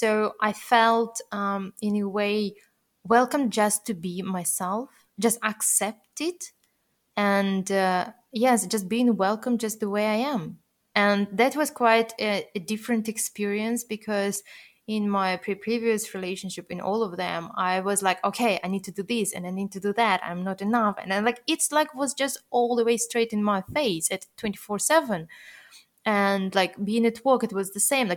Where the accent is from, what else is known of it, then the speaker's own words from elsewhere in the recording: Russia; moved away; I'm originally born and raised in Russia